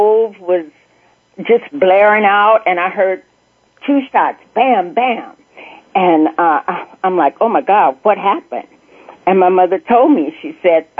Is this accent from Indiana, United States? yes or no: no; El Dorado, Arkansas, United States; I was born in El Dorado, Arkansas, and I was the oldest at that time of four children